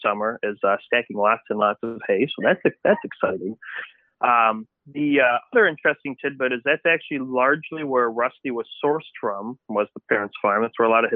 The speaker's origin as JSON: {"language": "English", "town": "Antioch", "region": "Illinois", "country": "United States", "tie": "born or raised there", "said": "I did grow up Antioch, Illinois, like right over the border in Wisconsin, in Trevor's parents' farm"}